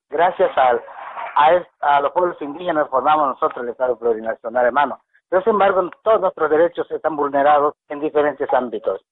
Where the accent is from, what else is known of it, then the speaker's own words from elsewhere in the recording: Bolivia; nosotros sí somos bolivianos